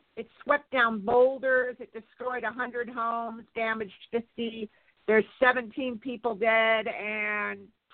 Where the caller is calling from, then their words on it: Santa Barbara, California, United States; I'm calling from Santa Barbara, where all the mudslides are.